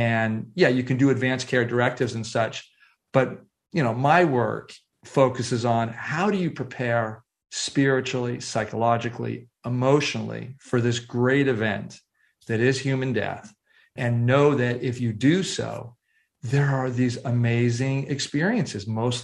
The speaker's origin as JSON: {"language": "English", "area": "San Francisco Bay Area", "region": "California", "country": "United States", "tie": "born or raised there", "said": "17 years old, growing up in San Francisco Bay Area"}